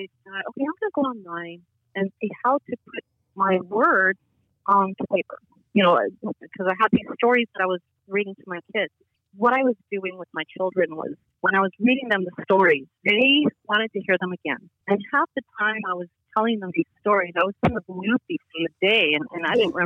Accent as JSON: {"language": "English", "town": "Los Angeles", "region": "California", "country": "United States", "tie": "born or raised there", "said": "I grew up in Hollywood"}